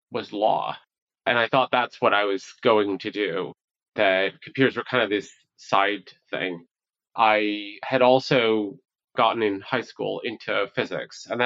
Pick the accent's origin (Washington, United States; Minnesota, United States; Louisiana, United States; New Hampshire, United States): New Hampshire, United States; also born or lived in New York City / Long Island; I was born in New York City, and I would say one attribute kind of growing up was just moving around a lot. We went from New York City to Long Island up to New Hampshire.